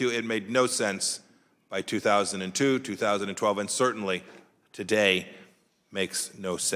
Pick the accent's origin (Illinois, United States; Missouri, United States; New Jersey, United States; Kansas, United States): Kansas, United States; my home state of Kansas.